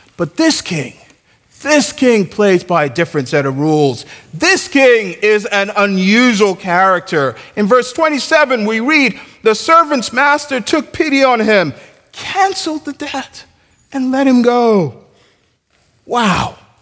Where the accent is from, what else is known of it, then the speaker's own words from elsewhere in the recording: Nigeria; I'm Nigerian